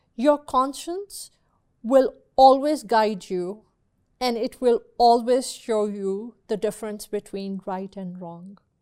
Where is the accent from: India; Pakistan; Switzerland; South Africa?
Pakistan; now in United States; I grew up in Pakistan. I went to school in Pakistan.